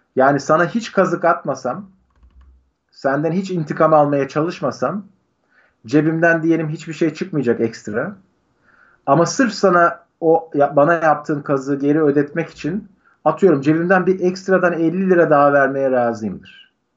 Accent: Turkey; moved away as an adult; also born or lived in United States; direkt Türk'üm diyorum

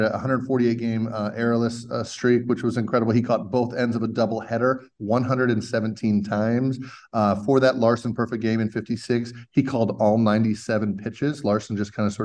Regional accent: Indiana, United States; moved away; I was originally from Indiana.

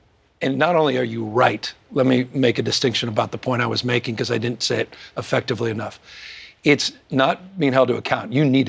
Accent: California, United States; I come from California

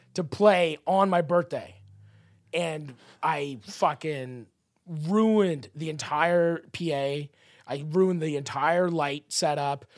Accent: Canada; I'm Canadian

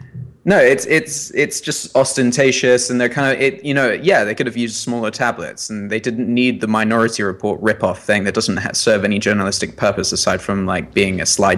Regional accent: England, United Kingdom; now in New York, United States; we're British.

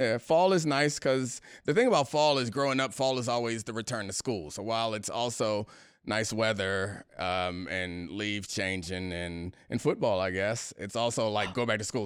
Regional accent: Baltimore, Maryland, United States; moved away; also born or lived in Washington, D.C. area; I'm from Baltimore, but when I got to D C, or the D C area from Maryland

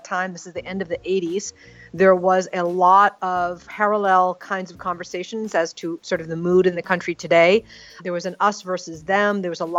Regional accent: United States; our country has just been attacked, and I'm an American, and I'm a Muslim

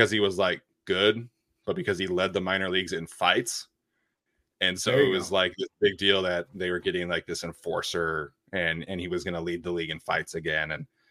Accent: Salt Lake City, Utah, United States; Where I grew up in Salt Lake City

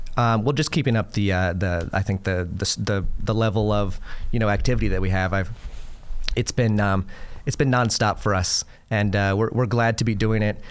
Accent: Florida, United States; I'm a lifelong Floridian. I was born and raised in Florida.

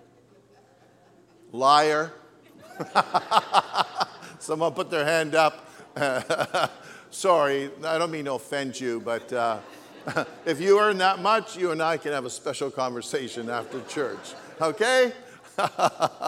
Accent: Canada; I was from Canada

